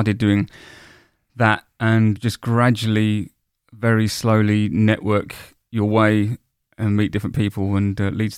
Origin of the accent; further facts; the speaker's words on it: Woolwich, London, United Kingdom; I grew up in Woolwich.